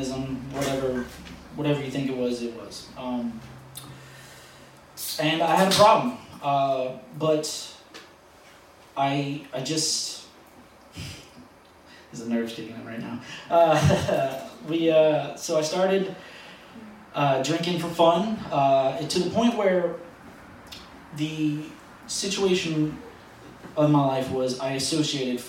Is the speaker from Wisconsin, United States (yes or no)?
no; New Orleans, Louisiana, United States; moved away; I am originally from New Orleans